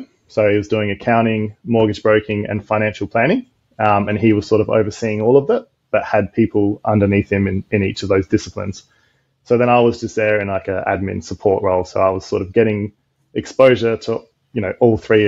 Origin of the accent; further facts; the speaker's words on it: Adelaide, South Australia, Australia; moved away as an adult; now in Gold Coast, Australia; I'm originally from Adelaide